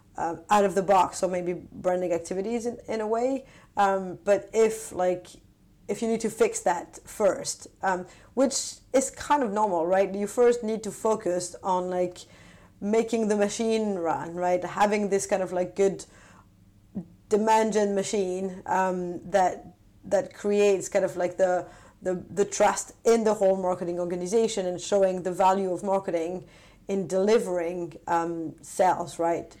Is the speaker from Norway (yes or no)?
no; France; also born or lived in London / Paris / San Francisco; now in Stockholm, Sweden; I'm originally from France